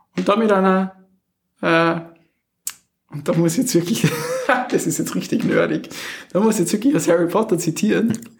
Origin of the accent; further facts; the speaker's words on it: Wallersee, Salzburg surroundings, Austria; moved away; das wirkliche Zuhause, da wo man herkommt, ist auch Salzburg, Salzburger Umland, okay. Wallersee